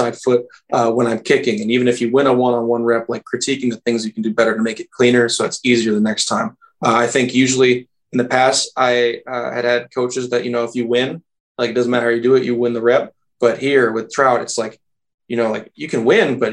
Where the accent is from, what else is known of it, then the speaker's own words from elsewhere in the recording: Minneapolis, Minnesota, United States; moved away; I'm from Minneapolis